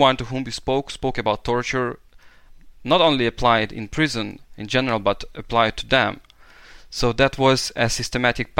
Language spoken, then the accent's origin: English; Ukraine; moved away; I'm originally from Ukraine